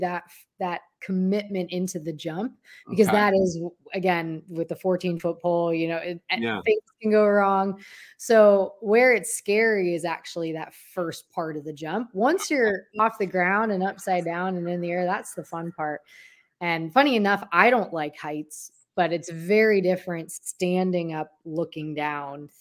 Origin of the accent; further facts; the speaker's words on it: Olmsted Falls, Ohio, United States; I grew up in Olmsted Falls, Ohio